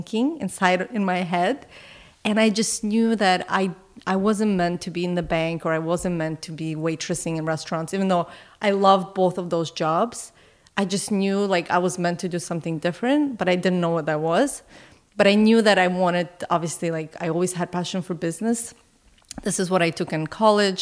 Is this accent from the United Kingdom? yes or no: no; Canada; as a Canadian